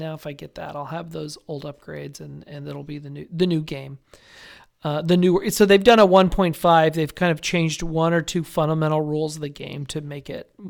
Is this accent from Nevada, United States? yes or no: yes; Las Vegas, Nevada, United States; I got a lot of places to crash in Las Vegas. I'm from Las Vegas.